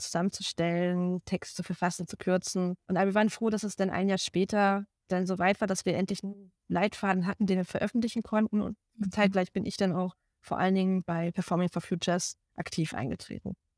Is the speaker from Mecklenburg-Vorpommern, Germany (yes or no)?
yes; Rostock, Mecklenburg-Vorpommern, Germany; moved away as an adult; also born or lived in Dresden; now in Berlin, Germany; gebürtige Rostockerin und habe auch dort am Volkstheater Rostock meine Liebe zum Theater gefunden